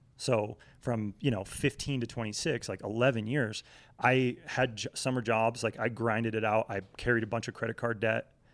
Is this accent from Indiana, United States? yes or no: no; Vermont, United States; moved away as an adult; also born or lived in Connecticut / Oklahoma City; now in Salt Lake City, United States; growing up in New England, right, like, I, I was born in Connecticut, grew up in Vermont